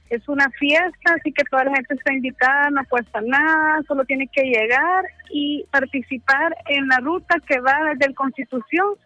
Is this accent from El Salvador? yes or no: yes; El Salvador; Hola, ¿qué tal? Eh, soy de de El Salvador.